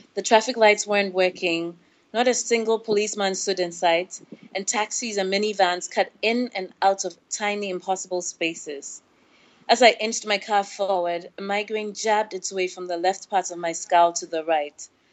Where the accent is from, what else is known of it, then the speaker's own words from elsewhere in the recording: Ghana; also born or lived in Senegal; growing up in West Africa